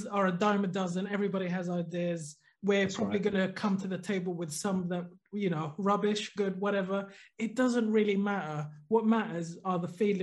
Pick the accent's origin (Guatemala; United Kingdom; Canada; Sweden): Sweden; moved away; when I was growing up in Sweden